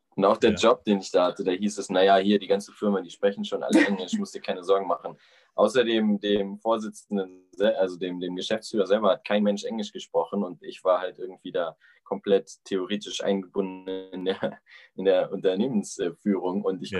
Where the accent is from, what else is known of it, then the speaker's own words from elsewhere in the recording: Timmendorfer Strand, Schleswig-Holstein, Germany; moved away as an adult; also born or lived in Frankfurt / Cologne; now in Whitehorse, Canada; ich bin halt äh, eigentlich aus Timmendorfer Strand